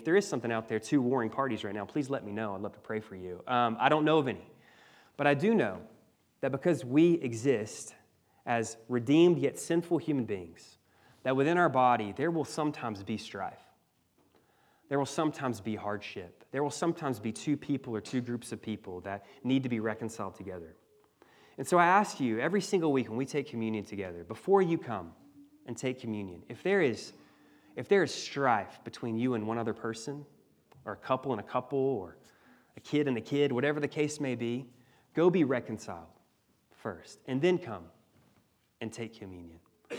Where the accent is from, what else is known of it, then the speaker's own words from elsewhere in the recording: Mississippi, United States; You know, I remember in the church I grew up in Mississippi, every Sunday we'd have people come down to the front